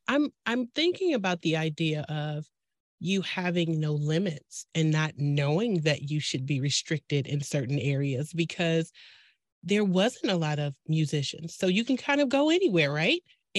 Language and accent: English; Detroit, Michigan, United States; I am actually from Detroit.